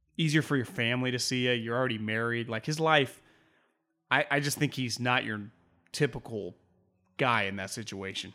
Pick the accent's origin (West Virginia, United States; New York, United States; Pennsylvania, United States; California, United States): California, United States; Davis; growing up in Davis